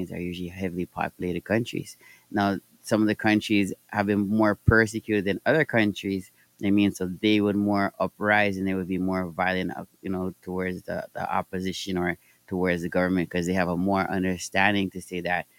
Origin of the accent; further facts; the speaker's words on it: Toronto, Ontario, Canada; I'm from Toronto, Canada.